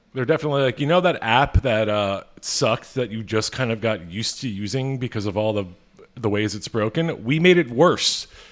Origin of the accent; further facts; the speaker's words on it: Philadelphia, Pennsylvania, United States; I'm from Philadelphia.